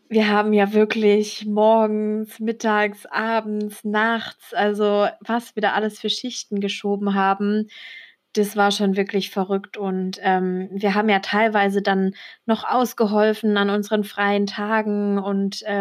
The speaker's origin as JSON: {"language": "German", "town": "Kassel", "region": "Hesse", "country": "Germany", "tie": "born or raised there", "lives_now": "Frankfurt, Germany", "said": "also ich komme gebürtig aus Kassel und äh, ich bin nach Frankfurt gezogen für die Ausbildung."}